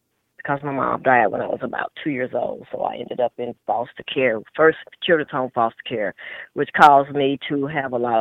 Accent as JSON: {"language": "English", "town": "Tulsa", "region": "Oklahoma", "country": "United States", "tie": "born or raised there", "lives_now": "Oklahoma City, United States", "said": "that's where I was born and raised, on Black Wall Street in Tulsa, Oklahoma"}